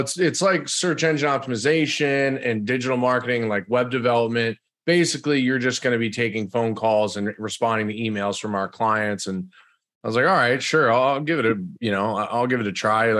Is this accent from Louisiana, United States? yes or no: no; the Berkshires, Western Massachusetts, United States; I'm originally from Massachusetts. I grew up there in Western Mass, the Berkshires, small little town.